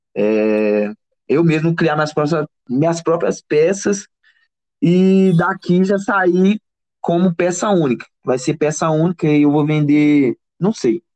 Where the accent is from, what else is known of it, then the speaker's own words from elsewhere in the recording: Barcarena, Pará, Brazil; also born or lived in Belém / Belo Horizonte; now in Ouro Preto, Brazil; sou do Pará, de Barcarena. Estou é, morando em Ouro Preto já tem uns anos já